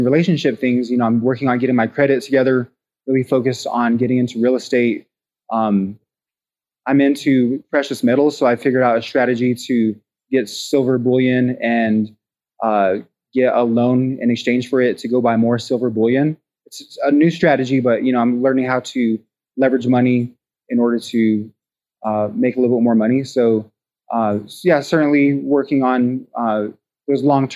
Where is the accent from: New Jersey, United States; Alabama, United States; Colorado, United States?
Colorado, United States; Pueblo; my hometown